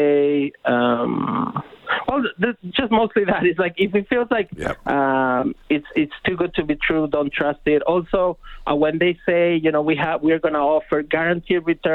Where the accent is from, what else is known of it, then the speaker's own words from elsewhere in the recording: Argentina; now in Canada; I'm originally from Argentina